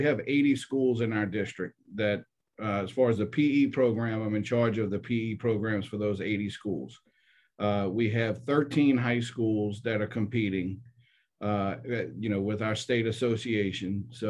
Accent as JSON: {"language": "English", "area": "Jefferson Parish", "region": "Louisiana", "country": "United States", "tie": "born or raised there", "said": "I grew up in Jefferson Parish. Went to school 5 minutes from away from where I work"}